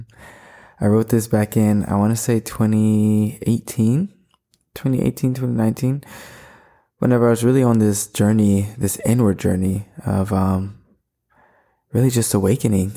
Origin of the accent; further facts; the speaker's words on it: Florida, United States; I was born in May, was born in Florida